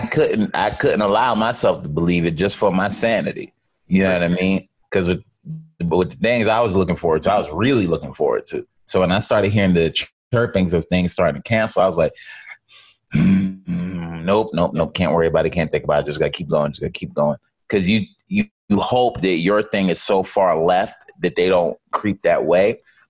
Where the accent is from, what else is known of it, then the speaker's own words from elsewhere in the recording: United States; But I am American, so that gives me rights to have these types of opinions.